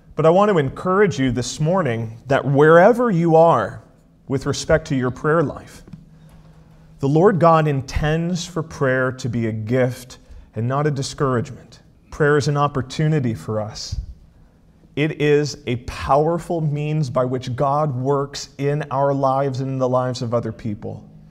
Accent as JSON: {"language": "English", "area": "outside Charlotte", "region": "South Carolina", "country": "United States", "tie": "born or raised there", "moved": "yes", "lives_now": "Elkhart, United States", "said": "I grew up just outside of the Charlotte area of North Carolina, and we just lived just across the border in South Carolina"}